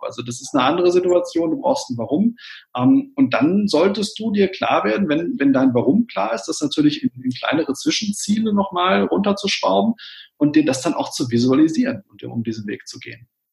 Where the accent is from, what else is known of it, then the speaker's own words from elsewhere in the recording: Witten, North Rhine-Westphalia, Germany; ich bin Kind des Ruhrgebiets, ich bin in Witten geboren, das liegt genau zwischen Bochum und Dortmund